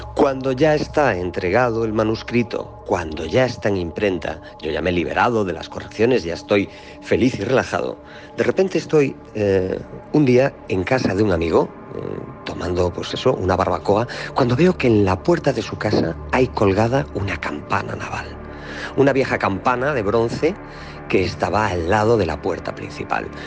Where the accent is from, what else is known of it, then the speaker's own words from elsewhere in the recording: Galicia, Spain; soy gallego